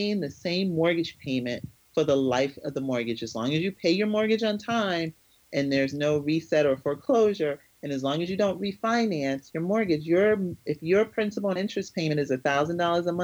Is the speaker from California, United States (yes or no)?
no; Connecticut, United States; moved away; also born or lived in New Jersey / West Palm Beach, Florida; my hometown in Connecticut